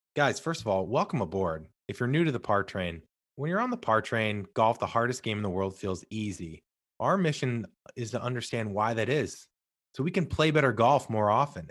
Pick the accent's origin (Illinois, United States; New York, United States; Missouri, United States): Missouri, United States; St. Louis; I'm originally from Saint Louis